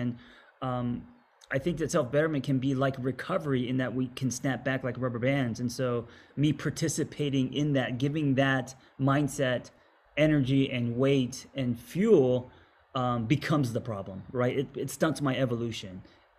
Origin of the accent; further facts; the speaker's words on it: Los Angeles, California, United States; me growing up in Los Angeles